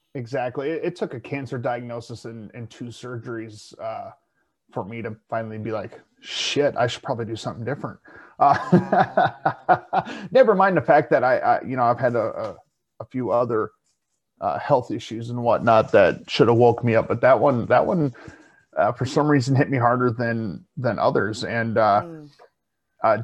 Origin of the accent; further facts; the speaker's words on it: South Dakota, United States; being from South Dakota